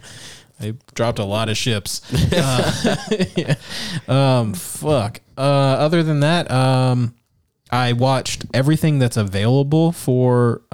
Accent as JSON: {"language": "English", "region": "California", "country": "United States", "tie": "born or raised there", "said": "I grew up in California"}